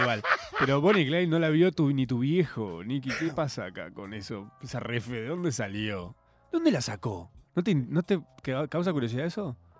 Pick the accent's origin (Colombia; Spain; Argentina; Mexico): Argentina; nuestra identidad como argentinos